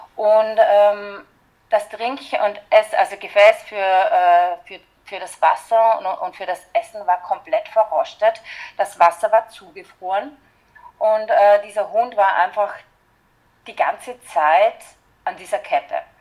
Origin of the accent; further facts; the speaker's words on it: Austria; bei uns in Österreich